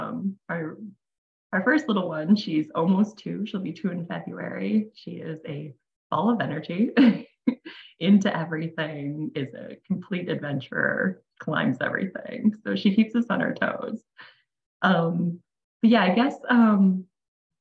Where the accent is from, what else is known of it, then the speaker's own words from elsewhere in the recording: Wisconsin, United States; also born or lived in Phoenix, Arizona; I live in Wisconsin. I've pretty much lived here my entire life